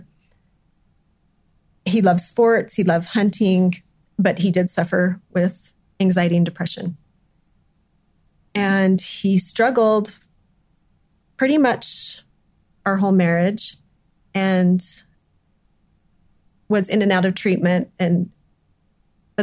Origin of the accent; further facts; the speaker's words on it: Scipio, Utah, United States; I grew up actually in Scipio